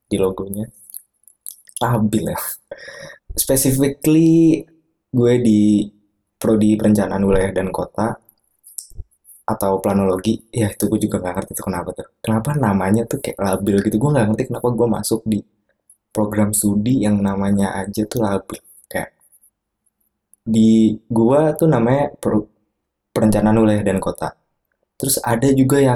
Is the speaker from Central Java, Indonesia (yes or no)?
no; Bekasi, West Java, Indonesia; eh, gue aslinya bukan orang Jogja gue orang Bekasi orang Bekasi yang kuliah di Jogja